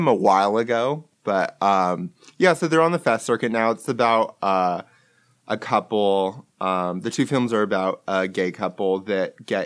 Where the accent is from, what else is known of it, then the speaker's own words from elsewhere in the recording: Long Beach, California, United States; also born or lived in Miami; I grew up in Long Beach.